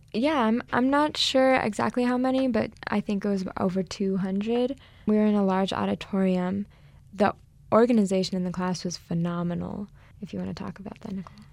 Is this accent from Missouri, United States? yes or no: no; New Mexico, United States; moved away as an adult; also born or lived in Los Angeles, United States; I was originally born and raised in New Mexico, so I'm home for the summer